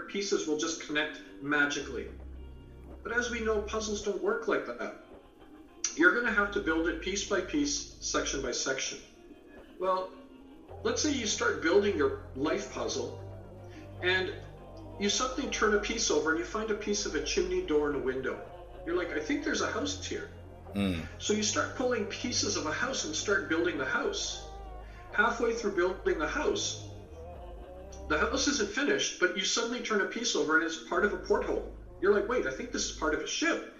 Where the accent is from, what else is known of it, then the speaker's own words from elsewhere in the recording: Canada; also born or lived in England; I was born in England, raised in Canada